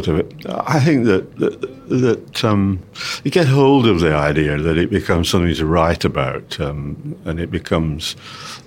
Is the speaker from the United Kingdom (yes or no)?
yes; England, United Kingdom; I'm an English composer